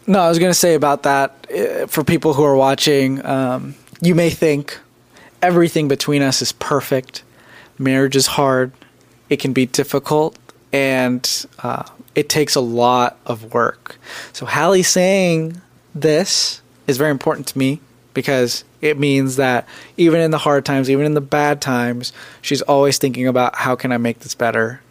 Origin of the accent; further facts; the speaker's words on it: United States; also born or lived in India; I was born in India and I came to America when I was three and a half. So technically, I was like raised in America.